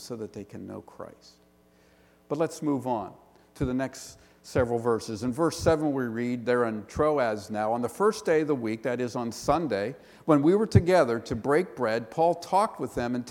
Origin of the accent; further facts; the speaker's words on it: Pittsburgh, Pennsylvania, United States; accent: Western Pennsylvania; now in Philadelphia, United States; I'm from the Pittsburgh area, so I have a Western Pennsylvania accent